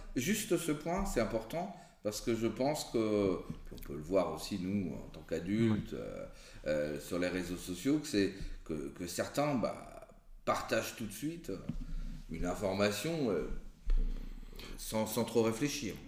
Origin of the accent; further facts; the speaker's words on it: France; on est, on est français